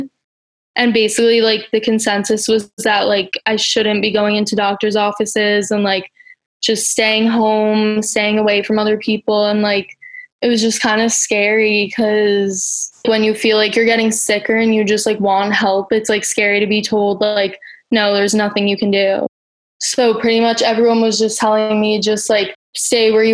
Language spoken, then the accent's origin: English; New York City, New York, United States; I'm from Brooklyn